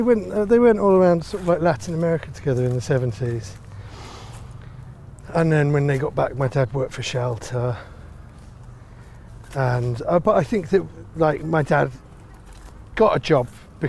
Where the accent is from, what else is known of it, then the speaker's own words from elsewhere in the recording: Finsbury Park, London, United Kingdom; I was born around here and I grew up in Finsbury Park. And we used to go to Finsbury Park and Clissold Park. We used to live in between both of them.